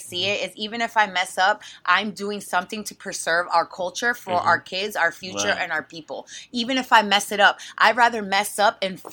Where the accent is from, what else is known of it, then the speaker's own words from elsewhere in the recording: Florida, United States; moved away as an adult; also born or lived in Costa Rica / El Salvador; now in New York, United States; I'm a girl from Florida